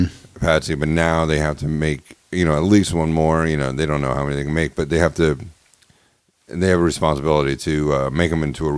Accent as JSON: {"language": "English", "town": "Montclair", "region": "New Jersey", "country": "United States", "tie": "born or raised there", "said": "I grew up in Montclair where everyone had money and wore Izod, and we didn't."}